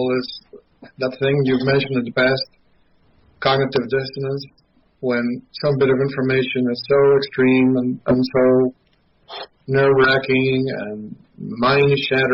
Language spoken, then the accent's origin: English; Mendoza, Argentina; now in United States; having grown up in Argentina